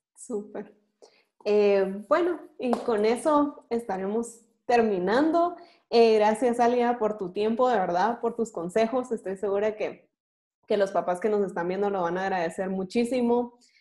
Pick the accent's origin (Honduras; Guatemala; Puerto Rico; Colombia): Guatemala; como guatemaltecos